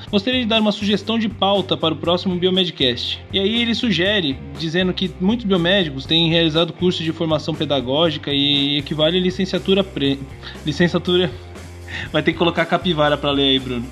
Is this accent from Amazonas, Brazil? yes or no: no; Sorocaba, São Paulo, Brazil; Minha conterrânea, finalmente alguém daqui, né, da, da terrinha